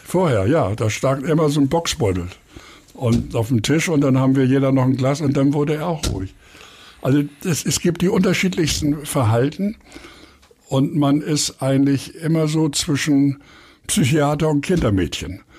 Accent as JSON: {"language": "German", "region": "Hamburg", "country": "Germany", "tie": "born or raised there", "said": "ich wohne in Eppendorf, bin geboren in Harvestehude und kenne auch Winterhude gut"}